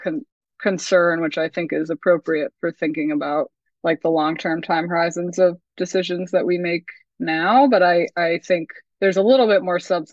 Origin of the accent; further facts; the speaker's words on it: Vermont, United States; moved away; also born or lived in New Zealand; I'm from Vermont. That's the rock I crawled out from under